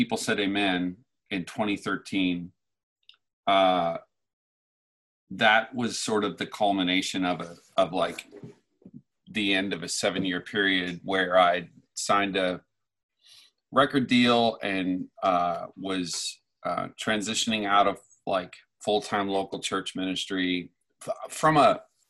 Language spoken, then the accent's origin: English; Newfoundland and Labrador, Canada; now in Phoenix, United States; I grew up in Newfoundland, Canada. 25 years ago this year, I moved to Arizona, Phoenix